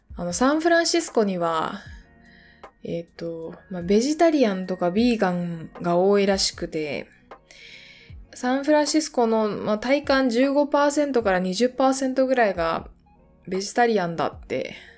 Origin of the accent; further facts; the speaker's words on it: Japan; 私が小学校の時にすごく田舎の地域に住んでいたので、熊鈴をつけて小学校に行っていた